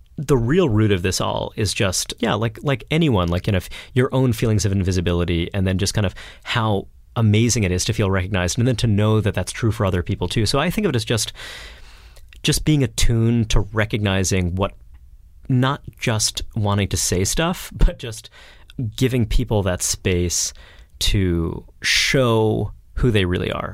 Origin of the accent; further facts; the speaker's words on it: New York City, New York, United States; I grew up in a, I grew up in Brooklyn